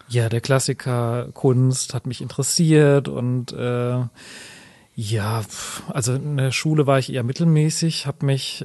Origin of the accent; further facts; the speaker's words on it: Sauerland, North Rhine-Westphalia, Germany; moved away as an adult; now in Wuppertal, Germany; ich bin äh, leidenschaftlicher Wuppertaler, aber ich komme ursprünglich aus dem Sauerland.